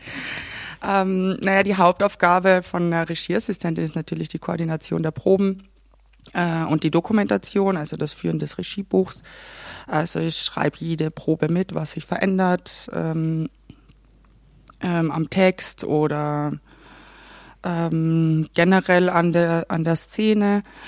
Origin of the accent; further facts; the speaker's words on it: Klagenfurt, Carinthia, Austria; accent: Carinthian; moved away; Ich komme ja aus Kärnten, aus Klagenfurt.